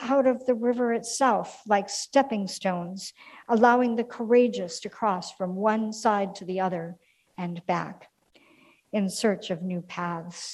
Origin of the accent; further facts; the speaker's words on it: Minneapolis, Minnesota, United States; now in St. Louis, United States; my hometown of Minneapolis